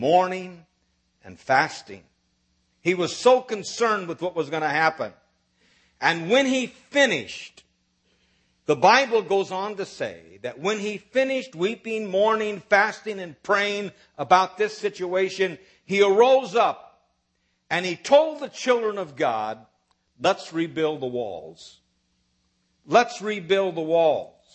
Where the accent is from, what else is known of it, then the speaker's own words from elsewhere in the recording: Nebraska, United States; moved away as an adult; also born or lived in South Bend, Indiana; now in Dallas, United States; I was raised in Nebraska